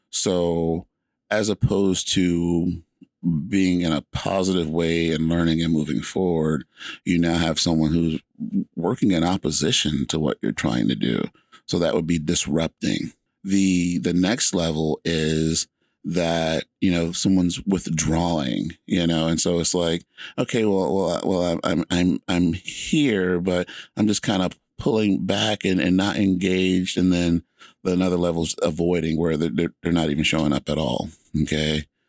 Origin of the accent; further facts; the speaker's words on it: Georgia, United States; moved away as an adult; now in Washington, United States; I grew up in Georgia